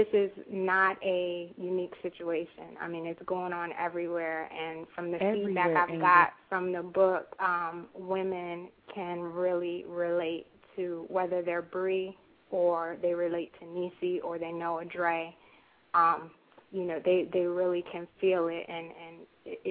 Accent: Florida, United States; now in Virginia, United States; I am originally from Florida. Now I reside in Virginia.

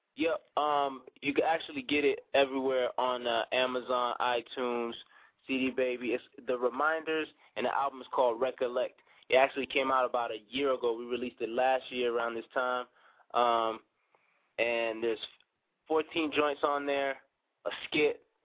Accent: DR Congo; also born or lived in Brussels, Belgium; now in Colorado Springs, United States; I'm actually from from Belgium and raised in, in Central Africa

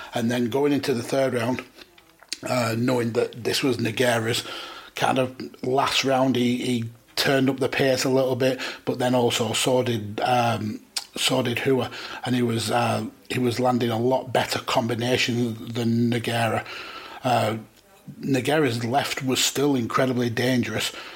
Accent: United Kingdom; being British

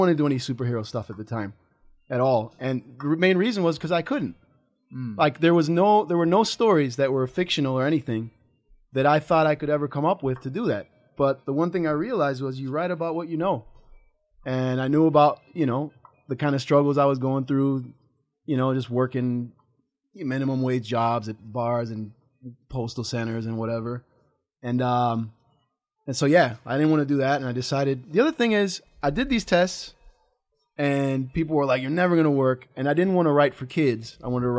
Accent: Buenos Aires, Argentina; also born or lived in Akron, Ohio, United States / Chicago, United States / Japan; now in Los Angeles, United States; was born in Akron, Ohio, but I was raised in Buenos Aires, Argentina

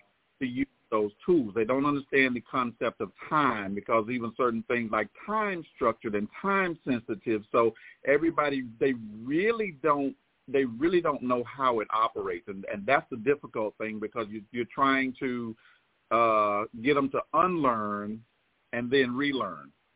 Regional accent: Clinton, South Carolina, United States; also born or lived in Winston-Salem, North Carolina; I was born in Clinton, South Carolina

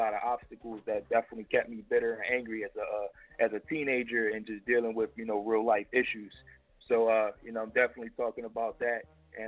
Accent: Philadelphia, Pennsylvania, United States; I'm from Erie Ave

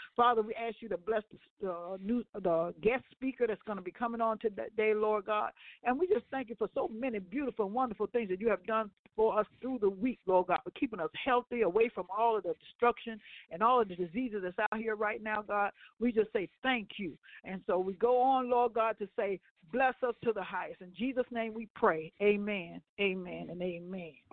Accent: Ohio, United States; I'm from Ohio.

